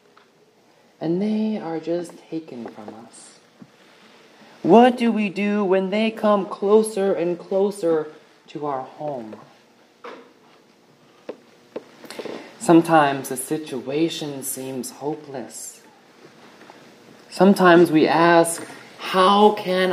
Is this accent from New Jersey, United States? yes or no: no; hometown 25 miles from Newtown, Connecticut, United States; Newtown, Connecticut, 25 miles from my hometown